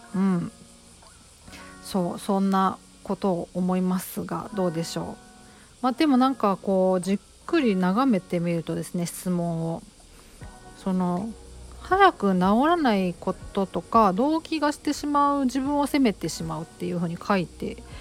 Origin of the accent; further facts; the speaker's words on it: Kobe, Hyogo, Japan; 地元ちょっとねあの、えーと東側なんですよ。違う違う西側なんですよ神戸は神戸でも